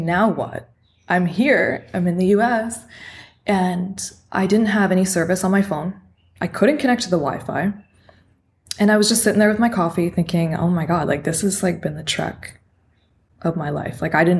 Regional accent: Canada; moved away as an adult; now in Mexico; I'm originally from Canada

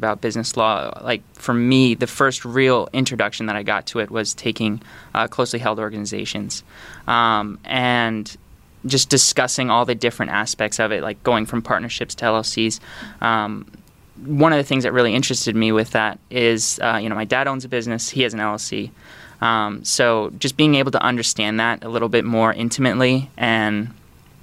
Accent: Sanford, Florida, United States; also born or lived in Canada; I grew up in Sanford, Florida, which is just outside of Orlando

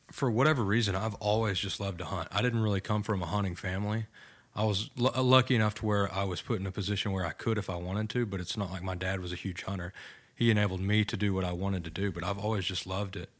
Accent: Bridgeport, Texas, United States; I am thirty-two years old from, uh, Bridgeport, Texas, small town about an hour

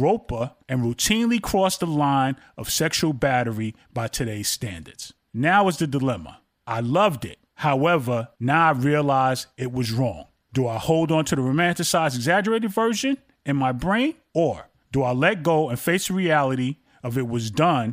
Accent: New York City, New York, United States; I went to Harlem to see her every weekend when I was growing up in Brooklyn as a child

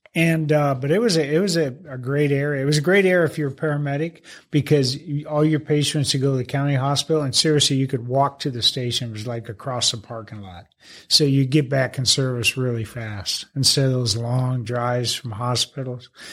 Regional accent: Phoenix, Arizona, United States; moved away as an adult; West Phoenix. Yeah, right in the Maryvale area

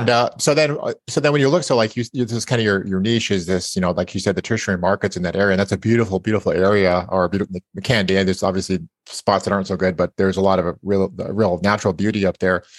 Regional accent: Idaho, United States; I was born in Idaho

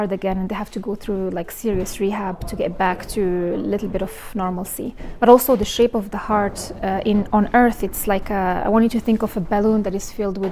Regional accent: Morocco; moved away; I was born and raised in Morocco

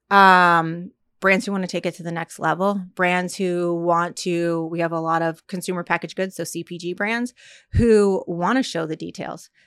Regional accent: Fort Lauderdale, Florida, United States; moved away; also born or lived in Virginia / New York; I'm originally from Fort Lauderdale

